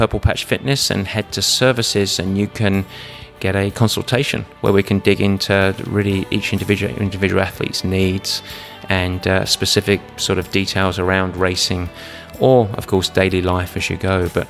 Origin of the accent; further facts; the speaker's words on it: England, United Kingdom; Now, the last question, and I'm English, so be careful on me here.